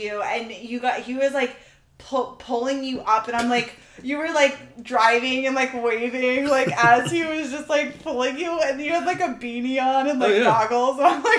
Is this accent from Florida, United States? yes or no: yes; Florida, United States; But can we remind you, we're from Florida. Like, yeah. This was all new to us. I had never driven in snow in my entire life.